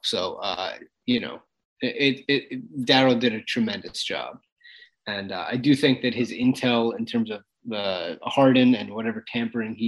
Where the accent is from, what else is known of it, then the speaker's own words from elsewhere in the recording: Philadelphia, Pennsylvania, United States; I am from Philadelphia